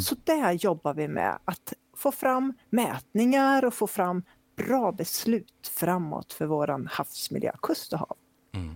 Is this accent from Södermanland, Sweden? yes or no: yes; Flen, Södermanland, Sweden; moved away as an adult; now in Gothenburg, Sweden; jag kommer från eh, Flen